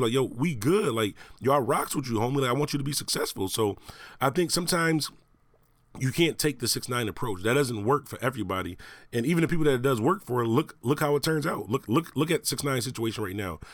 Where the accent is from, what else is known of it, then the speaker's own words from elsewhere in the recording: Buffalo, New York, United States; Buffalo, New York, my hometown